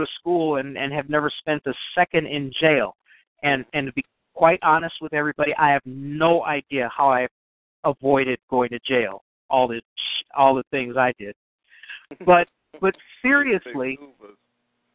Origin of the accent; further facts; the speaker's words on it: Chicago, Illinois, United States; I grew up near the University of Chicago in Hyde Park